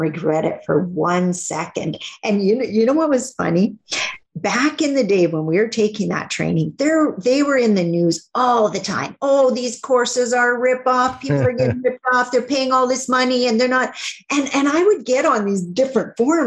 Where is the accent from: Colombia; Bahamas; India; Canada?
Canada; Northern Saskatchewan; I'm from Northern Saskatchewan, so not that far north